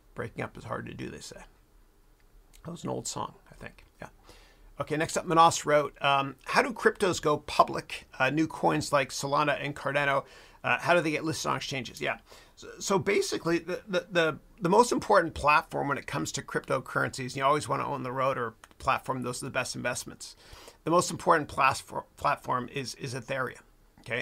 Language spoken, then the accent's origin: English; Mississauga, Ontario, Canada; moved away; my hometown of Mississauga in Canada